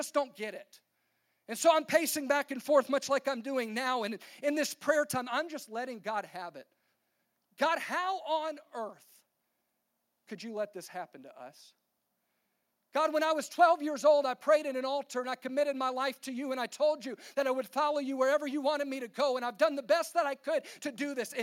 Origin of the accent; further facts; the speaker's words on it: Baton Rouge, Louisiana, United States; I'm from Baton Rouge, Louisiana, and my family had this tradition